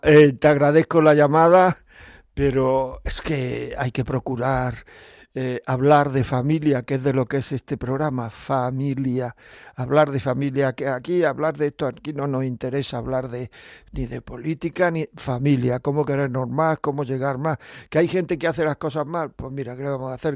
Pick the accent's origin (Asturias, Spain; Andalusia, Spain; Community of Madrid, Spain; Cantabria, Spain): Andalusia, Spain; Granada; yo soy de Granada